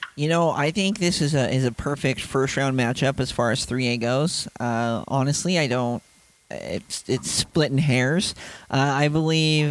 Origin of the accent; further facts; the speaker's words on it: Ogden, Utah, United States; I'm a little hometown bias growing up in the Ogden area